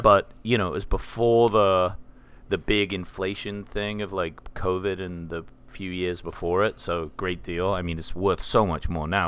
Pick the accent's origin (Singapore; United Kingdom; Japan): United Kingdom; England; now in Tennessee, United States; I am English